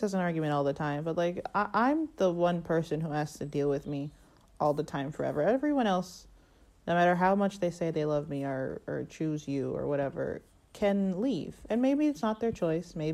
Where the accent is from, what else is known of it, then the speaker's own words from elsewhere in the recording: United States; I'm from America